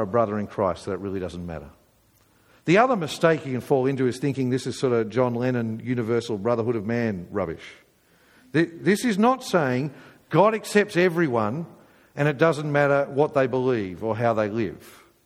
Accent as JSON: {"language": "English", "region": "England", "country": "United Kingdom", "said": "we're English"}